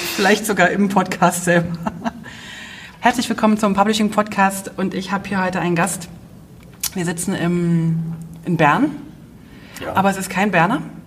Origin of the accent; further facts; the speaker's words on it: East Germany, Germany; ich bin ja in der DDR groß geworden